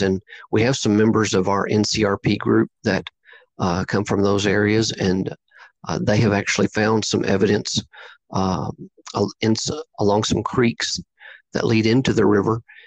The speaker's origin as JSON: {"language": "English", "region": "Southeast Oklahoma", "country": "United States", "tie": "born or raised there", "said": "growing up in Southeast Oklahoma"}